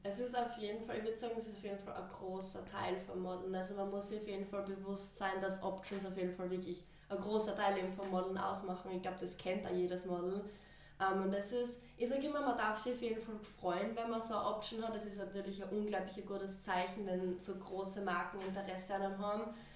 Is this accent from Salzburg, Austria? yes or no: no; Styria, Austria; ich bin aus der Steiermark und ich bin 19 Jahre alt